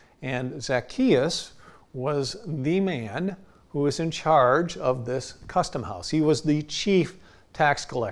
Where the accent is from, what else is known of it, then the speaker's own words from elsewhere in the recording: United States; I'm an American